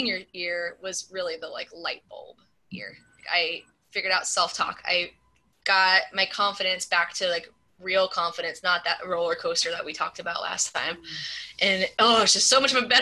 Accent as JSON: {"language": "English", "region": "Southern California", "country": "United States", "tie": "born or raised there", "moved": "yes", "said": "I grew up in Southern California."}